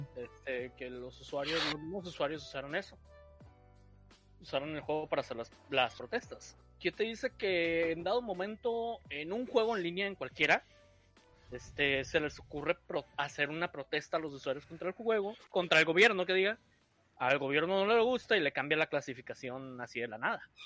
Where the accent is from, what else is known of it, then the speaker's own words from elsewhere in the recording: Mexico; somos mexicanos